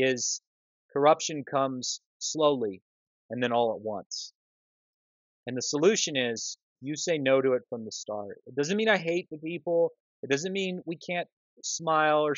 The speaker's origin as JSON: {"language": "English", "town": "Moscow", "region": "Idaho", "country": "United States", "tie": "born or raised there", "said": "I'm from Moscow, Idaho"}